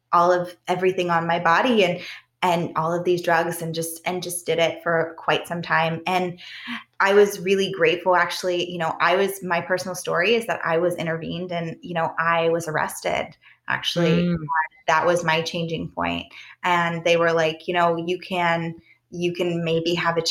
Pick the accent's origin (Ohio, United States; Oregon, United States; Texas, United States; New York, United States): Ohio, United States; Southern; also born or lived in Arizona / Idaho / New Mexico / South Lake Tahoe, California; now in Western Pennsylvania, United States; I grew up in Southern Ohio, but I actually just moved here 5 years ago from South Lake Tahoe, California